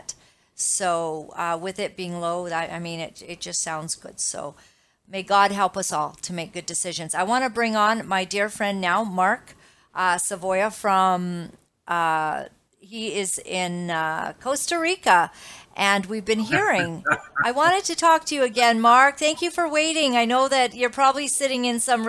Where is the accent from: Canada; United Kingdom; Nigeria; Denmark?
Canada; I am Canadian. I am a dual citizen of America as well, but my children are here